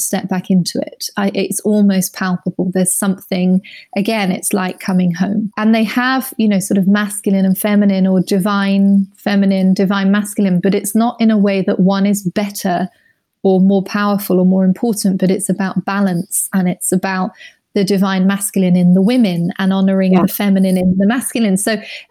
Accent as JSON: {"language": "English", "area": "Surrey", "region": "South East England", "country": "United Kingdom", "tie": "born or raised there", "said": "I grew up in Surrey, going to Sunday school"}